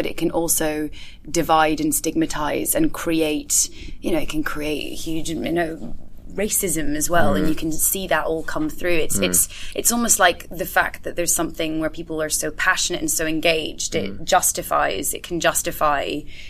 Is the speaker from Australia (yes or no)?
no; Scotland, United Kingdom; also born or lived in France; because I grew up in Scotland and France and was sort of in a family that were not very football orientated.